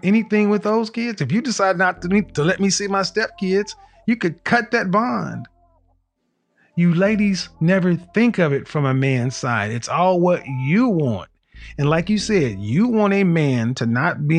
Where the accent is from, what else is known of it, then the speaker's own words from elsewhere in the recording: Oklahoma, United States; I'm from Oklahoma, ma'am. I'm from the Midwest, too